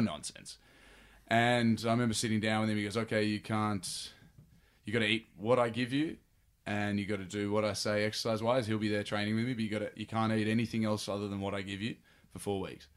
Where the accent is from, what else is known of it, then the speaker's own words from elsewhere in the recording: Sydney, New South Wales, Australia; moved away as an adult; now in Los Angeles, United States; I was born in Freshwater, in Manly Hospital, and grew up in Freshwater